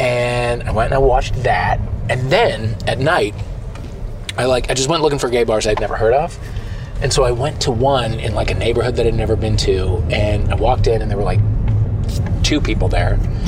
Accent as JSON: {"language": "English", "town": "St. Louis", "region": "Missouri", "country": "United States", "tie": "born or raised there", "moved": "yes", "said": "I was alone in my hometown."}